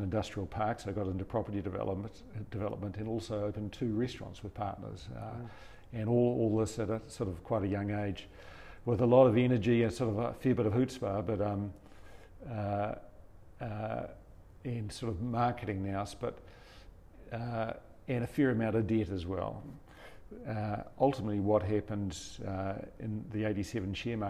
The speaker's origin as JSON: {"language": "English", "town": "Te Kuiti", "region": "Waikato", "country": "New Zealand", "tie": "born or raised there"}